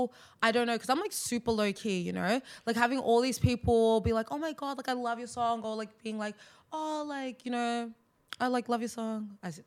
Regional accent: Australia; accent: Australian

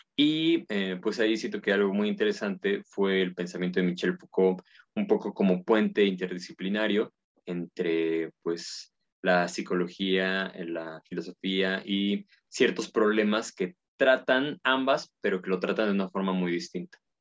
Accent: Puebla, Mexico; yo soy de Puebla y bueno, Puebla está en México, soy mexicano

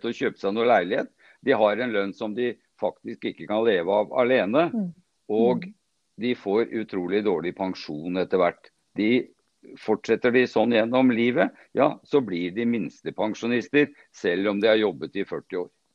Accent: Sandvika, Akershus, Norway; Jeg er født og oppvokst her i Sandvika

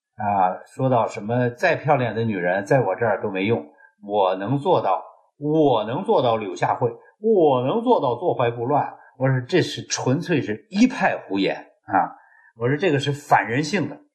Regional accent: China

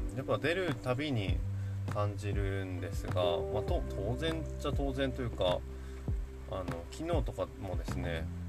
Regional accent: Yamagata, Japan; 僕の地元の JA 青年部農協青年部

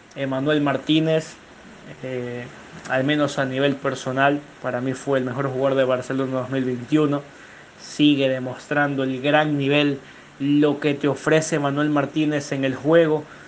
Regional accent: Ecuador; como ecuatorianos

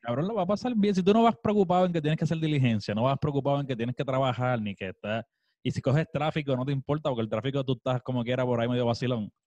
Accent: Puerto Rico; moved away as an adult; now in United States

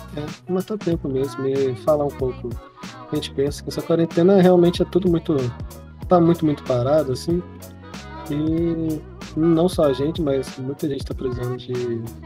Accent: Minas Gerais, Brazil; a gente é de Minas Gerais

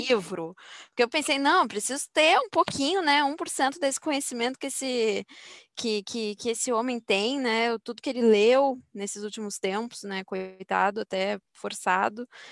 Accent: Brazil; como brasileira

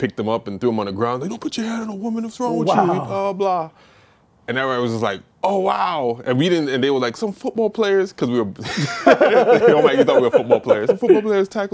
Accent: New York City, New York, United States; moved away as an adult; also born or lived in Louisville, Kentucky; I'm from Brooklyn, New York

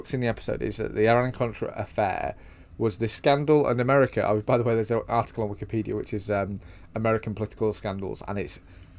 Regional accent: United Kingdom; a British guy in my 30s

